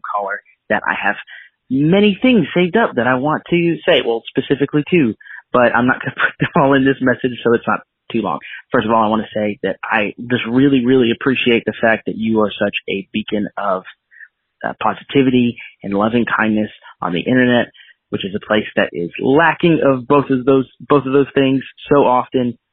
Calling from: North Carolina, United States; I'm from North Carolina

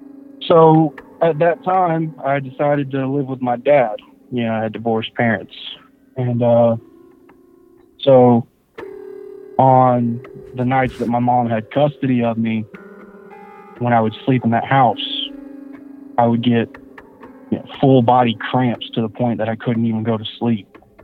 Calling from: Warner Robins, Georgia, United States; I live in Warner Robins, Georgia.

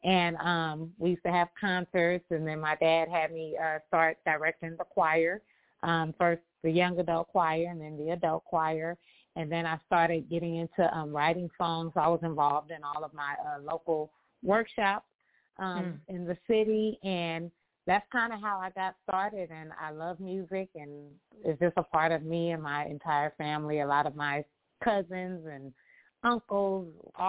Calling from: Los Angeles, California, United States; I am calling from Los Angeles, California, sunny California.

